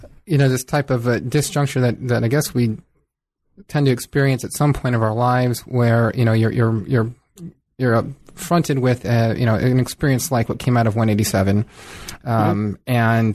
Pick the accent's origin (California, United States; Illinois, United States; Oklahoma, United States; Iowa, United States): California, United States; also born or lived in Mountain West; I remember I grew up in Southern California as well. And it wasn't until I left Southern California for a few years.